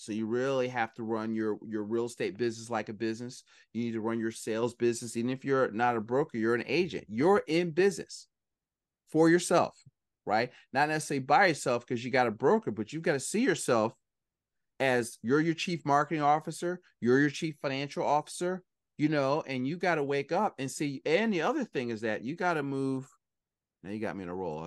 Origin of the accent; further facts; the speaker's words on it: Philadelphia, Pennsylvania, United States; I'm from Philly